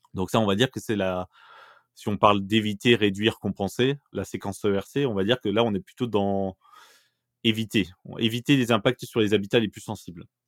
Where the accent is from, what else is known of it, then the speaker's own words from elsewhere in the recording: Bourgogne-Franche-Comté, France; moved away as an adult; j'ai grandi en Franche-Comté jusqu'à mes 20 ans